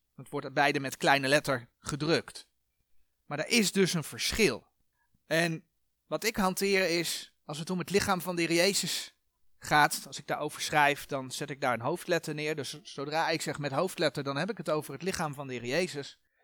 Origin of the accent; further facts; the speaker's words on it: Netherlands; fysiek zijn wij Nederlanders.